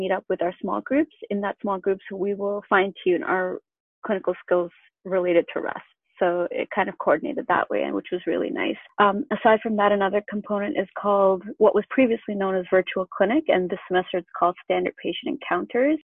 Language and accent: English; Canada; I grew up in Canada and I went to University of Guelph.